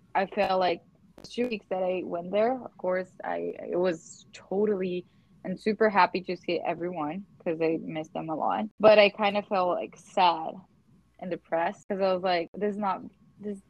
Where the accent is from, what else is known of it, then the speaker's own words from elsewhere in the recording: Teutônia, Rio Grande do Sul, Brazil; now in Potomac, United States; I live in Potomac, Maryland, in the US. But I am from south of Brazil, Teutônia, Rio Grande do Sul.